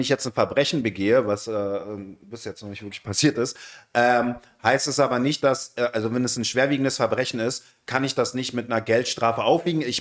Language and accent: German; Berlin, Germany; also born or lived in Iran; Ich bin im Iran geboren, aber ich bin in Berlin aufgewachsen, ja.